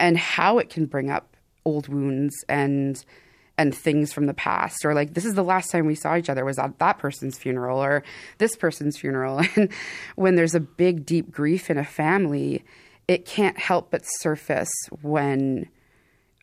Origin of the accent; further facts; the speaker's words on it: Thunder Bay, Ontario, Canada; In Fort William First Nation near Thunder Bay, Ontario